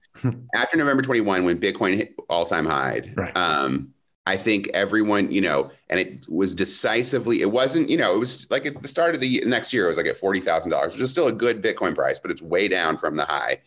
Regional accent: Midwest, United States; I grew up in the Protestant church, you know, very mellow Protestant church in the Midwest

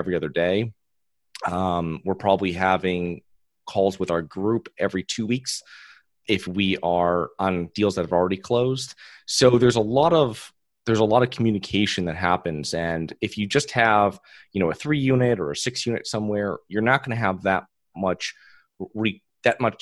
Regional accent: Connecticut, United States; moved away as an adult; now in Florida, United States; I'm originally from Connecticut

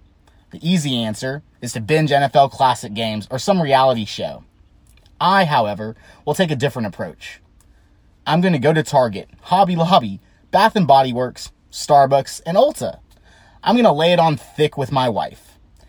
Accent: Texas, United States; Growing up in Texas, we watched two things, football and Superman.

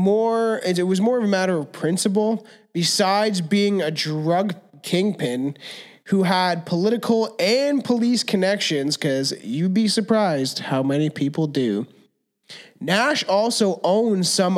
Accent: Canada; We're Canadian.

